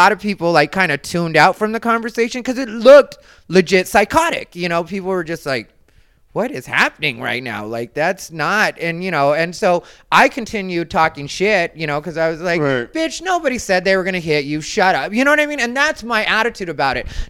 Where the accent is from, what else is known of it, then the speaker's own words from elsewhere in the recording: Arizona, United States; I'm from Arizona